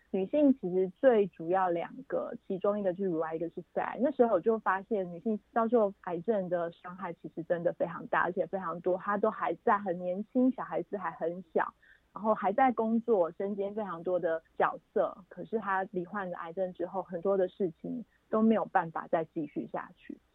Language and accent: Chinese; Taiwan; 我们台湾人